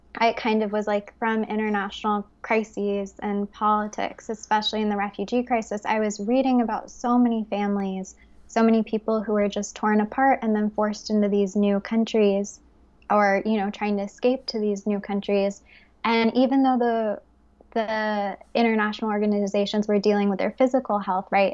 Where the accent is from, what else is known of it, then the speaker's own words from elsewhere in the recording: Fort Worth, Texas, United States; moved away as an adult; also born or lived in United Kingdom / Bali, Indonesia; now in Paris, France; I grew up in Fort Worth, Texas